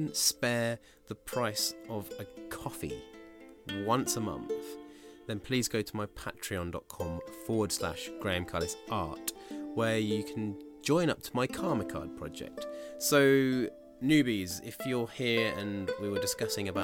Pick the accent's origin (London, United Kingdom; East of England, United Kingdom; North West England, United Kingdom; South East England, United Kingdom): South East England, United Kingdom; Bracknell; moved away; I'm from Bracknell.